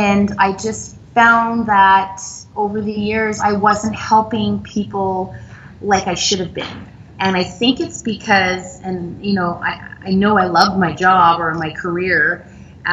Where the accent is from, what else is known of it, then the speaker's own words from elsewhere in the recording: Montreal, Quebec, Canada; moved away as an adult; now in Ontario, Canada; my hometown is Montreal, and I moved to Ontario because my French, I mean, I'm an English Quebecois